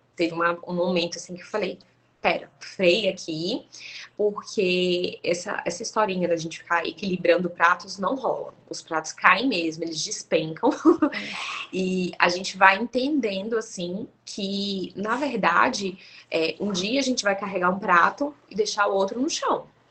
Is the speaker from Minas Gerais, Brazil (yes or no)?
no; Goiânia, Goiás, Brazil; moved away as an adult; now in Bahia, Brazil; eu e meu marido, nós somos goianos